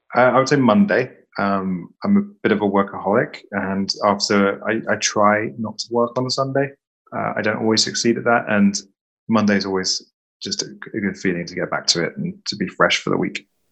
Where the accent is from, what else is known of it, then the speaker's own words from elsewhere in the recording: west of England, United Kingdom; also born or lived in London; I'm from a tiny village in the in the west part of England